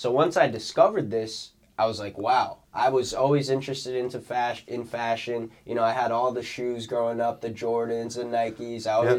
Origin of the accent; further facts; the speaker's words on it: East Providence, Rhode Island, United States; I was born in East Province, Rhode Island. That's where I was born and raised.